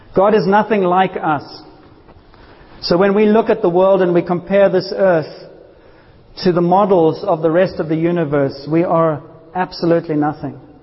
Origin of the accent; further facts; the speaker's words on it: South Africa; I grew up in South Africa